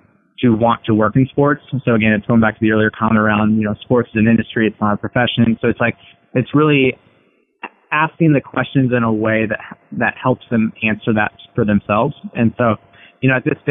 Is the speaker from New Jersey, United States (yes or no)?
no; Iowa, United States; moved away; I was from Iowa